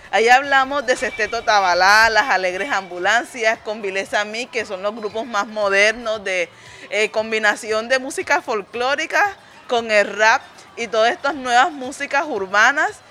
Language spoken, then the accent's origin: Spanish; Cartagena, Bolívar, Colombia; nosotros venimos, eh, Jorge Luis viene de Palenque, yo vengo de Cartagena.